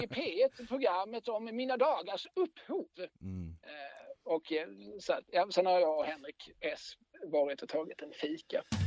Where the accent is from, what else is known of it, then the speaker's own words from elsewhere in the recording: Eslöv, Skåne, Sweden; moved away as an adult; also born or lived in Lund; now in Malmö, Sweden; sen bodde jag i Eslöv tills jag tog studenten